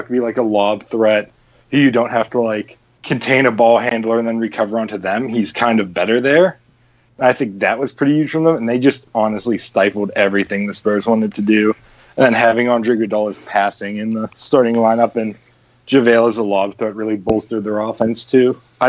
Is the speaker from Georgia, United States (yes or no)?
no; Pittsburgh, Pennsylvania, United States; Coming from the hometown, ooh, Pittsburgh.